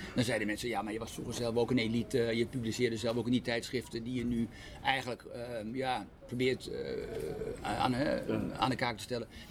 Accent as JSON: {"language": "Dutch", "country": "Netherlands", "said": "wij, als Nederlanders"}